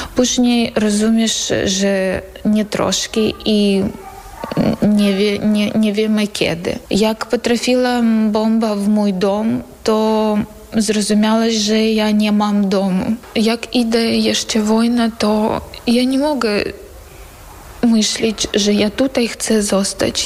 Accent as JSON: {"language": "Polish", "town": "Bakhmut", "region": "Donetsk Oblast", "country": "Ukraine", "second_language": "Polish", "moved": "as an adult", "lives_now": "Poland", "said": "Jestem z miasta Bachmut. Przyjechałam tutaj do Polski z miasta Bachmut."}